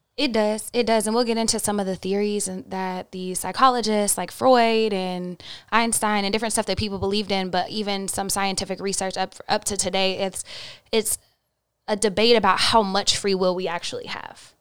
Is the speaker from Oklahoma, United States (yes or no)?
yes; Oklahoma, United States; I'm from Oklahoma and the Bible Belt.